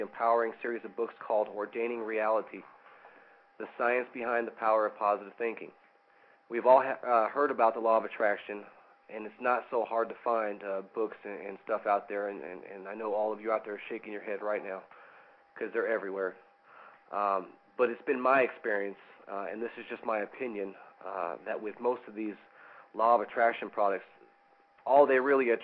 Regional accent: West Coast, United States; I'm from the West Coast

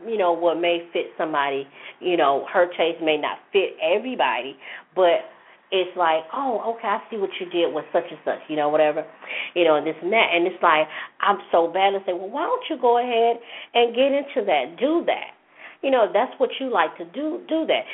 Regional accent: Jackson, United States; in my hometown, one of my hometowns in Jackson

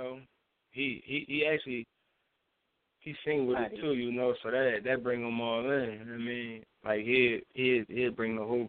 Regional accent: Philadelphia, Pennsylvania, United States; I was from Philly.

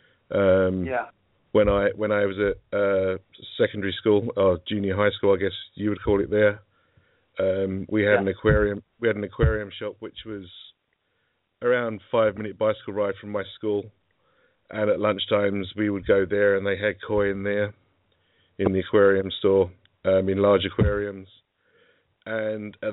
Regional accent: Essex, East of England, United Kingdom; I'm from Essex, to the east of London

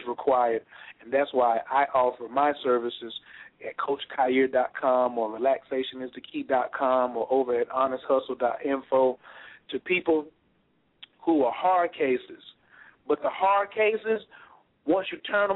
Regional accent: North Carolina, United States; I was raised in North Carolina, first in flight.

